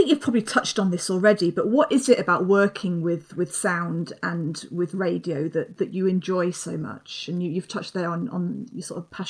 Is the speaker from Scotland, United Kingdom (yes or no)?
no; London, United Kingdom; I grew up in London